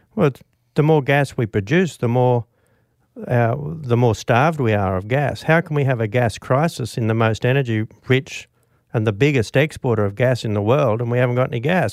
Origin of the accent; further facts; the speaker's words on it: Australia; also born or lived in Bourke; I was actually city born and bred